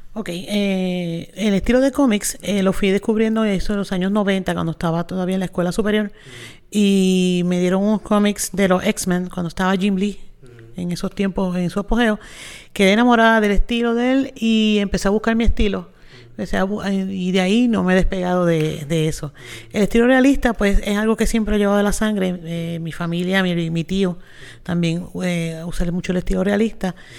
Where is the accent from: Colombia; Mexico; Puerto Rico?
Puerto Rico; Mayagüez; soy aquí de Mayagüez